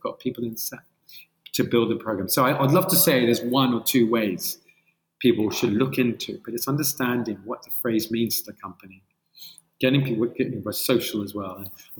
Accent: Colombia; now in United Kingdom; I sound British. I am, but I'm originally from Colombia.

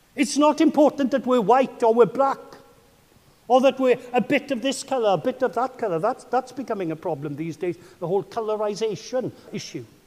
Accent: Welsh, Wales, United Kingdom; I am your Welsh brother

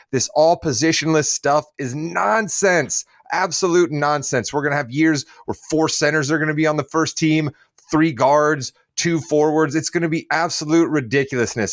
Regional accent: United States; I'm American. I am not from Canada or somewhere else

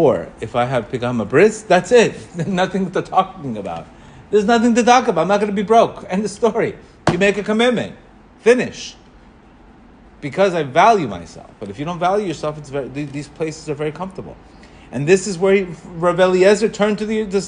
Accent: Colombia; English is a second language; moved away; I grew up in Colombia. I didn't even speak English when I came here.

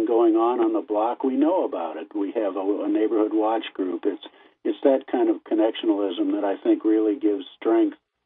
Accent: Middle America, Midwest, United States

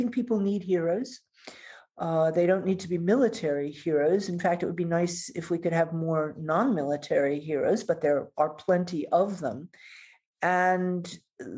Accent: Deep South, United States; I grew up in the Deep South

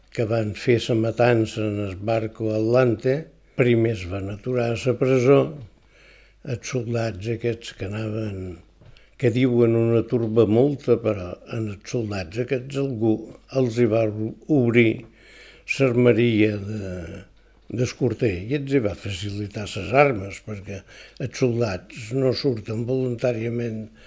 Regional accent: Es Migjorn Gran, Balearic Islands, Spain; Jo vaig néixer a Mitjorn

